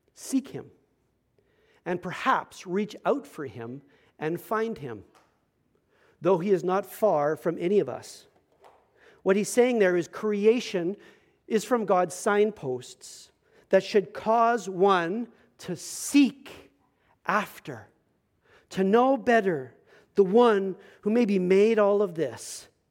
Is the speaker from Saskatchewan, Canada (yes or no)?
no; Medicine Hat, Alberta, Canada; moved away; I came from Medicine Hat, Alberta.